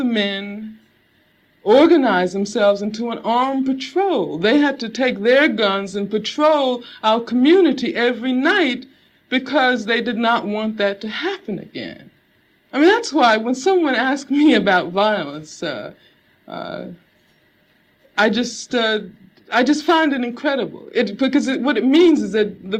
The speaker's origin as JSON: {"language": "English", "town": "Birmingham", "region": "Alabama", "country": "United States", "tie": "born or raised there", "said": "I grew up in Birmingham, Alabama"}